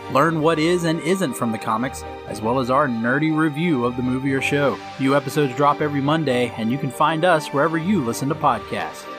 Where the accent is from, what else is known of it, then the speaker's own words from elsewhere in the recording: Covington, Georgia, United States; my hometown